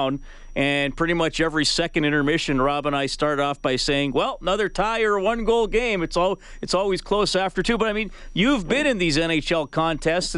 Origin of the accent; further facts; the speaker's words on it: Canada; being a Canadian all my life